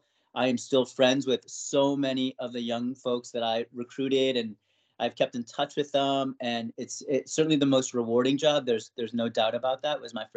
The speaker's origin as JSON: {"language": "English", "town": "Westport", "region": "Connecticut", "country": "United States", "tie": "born or raised there", "also_born_or_lived": "Flushing, Queens, New York / Thailand", "said": "growing up Asian in Westport, or other, right, non-white in a predominantly white, you know, then kind of middle class, now more so affluent"}